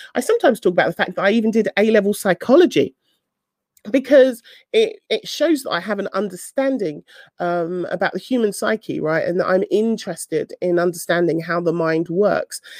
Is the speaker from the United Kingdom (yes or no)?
yes; London, United Kingdom; I'm from South London, I don't always pronounce my T's, and my T's sometimes, sometimes sound like F's